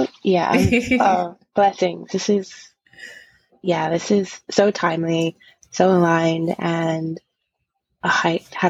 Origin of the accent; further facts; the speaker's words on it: Zambia; born there; when I was born in Zambia, my family in general, especially my mother's side, is heavily raised in the Catholicism.